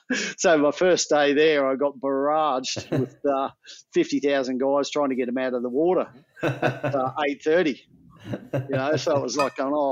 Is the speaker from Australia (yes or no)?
yes; Queensland, Australia; You know, it was different for me because I came from Queensland